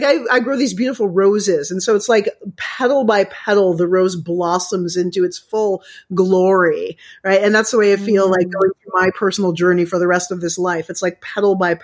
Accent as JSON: {"language": "English", "country": "United States", "moved": "yes", "lives_now": "Canada", "said": "I live in Canada, but I'm American"}